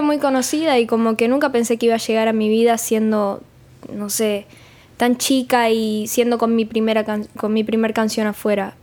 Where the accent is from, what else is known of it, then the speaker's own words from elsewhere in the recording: Rosario, Santa Fe, Argentina; Yo soy de Rosario, de Argentina